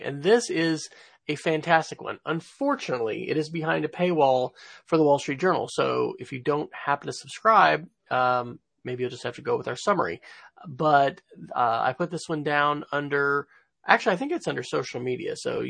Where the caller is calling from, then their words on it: Oklahoma City, Oklahoma, United States; I am coming from Oklahoma City, where it is cool and a bit rainy